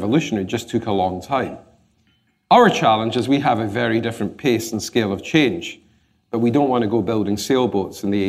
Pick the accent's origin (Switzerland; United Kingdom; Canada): United Kingdom; Glasgow, Scotland; moved away; It's lovely being back in London because I grew up in Glasgow